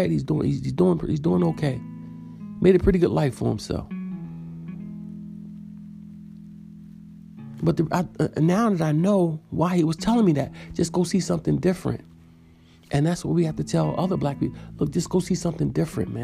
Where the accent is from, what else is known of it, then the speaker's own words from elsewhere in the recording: New York City, New York, United States; When I was growing up in Far Rockaway, Queens, when I was born, we lived in Edgemere, but we lived all over Far Rockaway